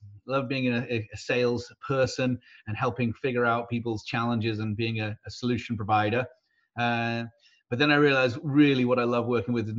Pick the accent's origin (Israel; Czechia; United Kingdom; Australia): United Kingdom; moved away as an adult; also born or lived in Texas / Wisconsin; now in San Diego, United States; I'm British by birth, American by choice.